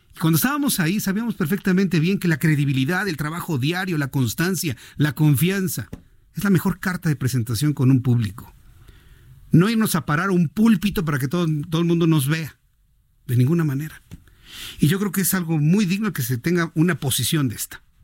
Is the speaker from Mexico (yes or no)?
yes; Mexico; soy muy mexicano, muy, muy mexicano